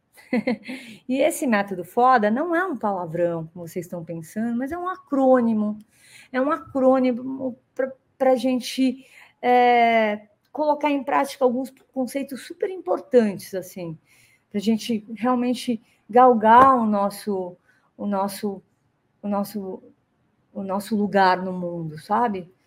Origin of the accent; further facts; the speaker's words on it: Brazil; moved away as an adult; also born or lived in United States; mesmo sendo brasileira